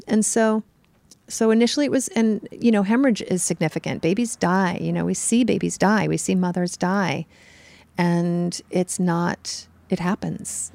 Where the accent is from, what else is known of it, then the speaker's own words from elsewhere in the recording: New York City, New York, United States; I'm from New York, so I'm used to, like, urban New York City crowded